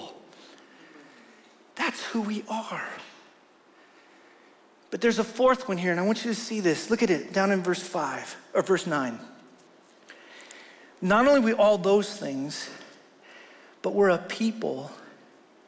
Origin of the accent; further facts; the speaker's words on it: Wyoming, United States; I'm from Wyoming